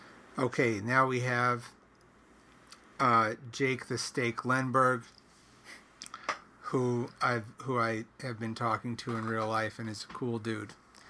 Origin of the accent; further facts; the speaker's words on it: New York, United States; accent: Long Island; now in Queens, United States; My accent is unmistakably Long Island, though not the Long Island stereotype, and I always felt more at place in Queens than anywhere else in the city